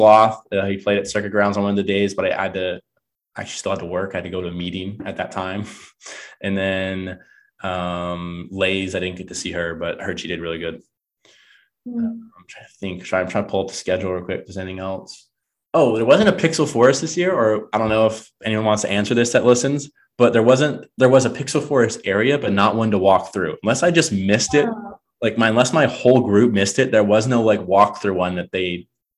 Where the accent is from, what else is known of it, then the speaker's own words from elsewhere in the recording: Florida, United States; moved away; it's in my home state